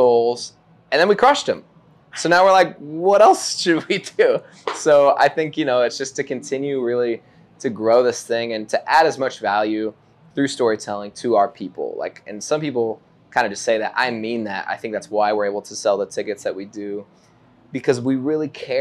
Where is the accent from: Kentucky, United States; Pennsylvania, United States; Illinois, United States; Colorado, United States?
Colorado, United States; Denver; moved away as an adult; I'm from Denver